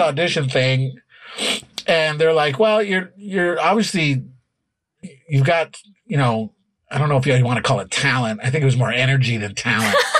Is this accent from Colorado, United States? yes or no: yes; Denver, Colorado, United States; now in Chicago, United States; when I grew up there, Denver had ten high schools